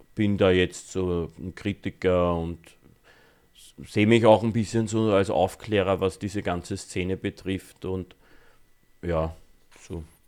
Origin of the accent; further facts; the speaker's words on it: Austria; bei uns in Österreich